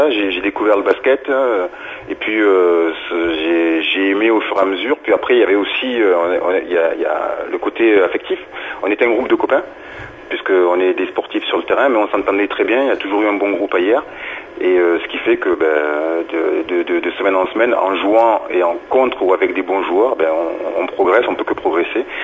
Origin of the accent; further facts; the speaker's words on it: Marseille, Provence-Alpes-Côte d'Azur, France; also born or lived in Lomé, Togo; Je suis natif de Marseille, donc euh, j'ai toujours habité Marseille.